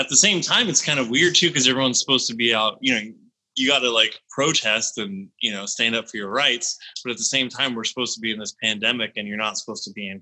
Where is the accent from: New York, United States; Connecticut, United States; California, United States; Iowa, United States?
California, United States; Berkeley; I was born in Berkeley. I sort of had like a kind of a weird early upbringing. My parents met at like a Buddhist colony in Berkeley